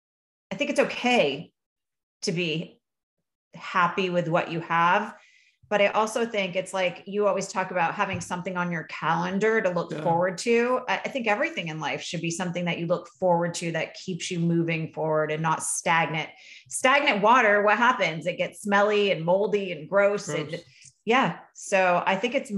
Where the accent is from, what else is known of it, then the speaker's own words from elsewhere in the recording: Vermont, United States; I grew up in Vermont.